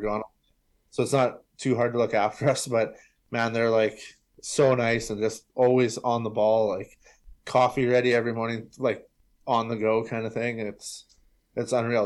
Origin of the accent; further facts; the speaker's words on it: Brandon, Manitoba, Canada; I'm from Brandon